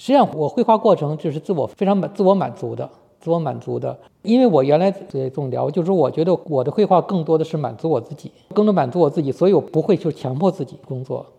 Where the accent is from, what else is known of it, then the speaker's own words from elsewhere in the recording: China; 作为一个中国人来说，其实呢离那个差距是很远的。